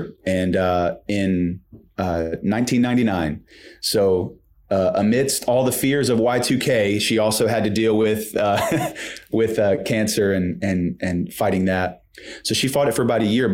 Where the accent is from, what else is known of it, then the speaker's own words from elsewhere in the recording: Shreveport, Louisiana, United States; now in Texas, United States; I was born and raised in Shreveport, and so that's northwest Louisiana